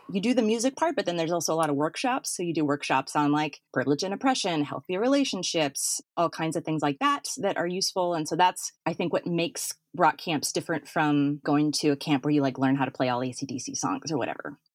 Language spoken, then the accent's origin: English; Fargo, North Dakota, United States; moved away; I'm from Fargo, North Dakota